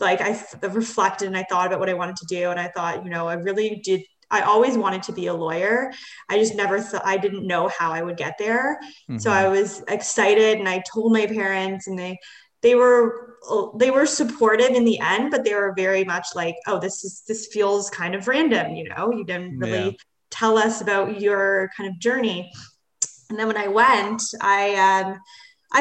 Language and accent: English; Toronto, Ontario, Canada; also born or lived in London, Ontario; I'm from Toronto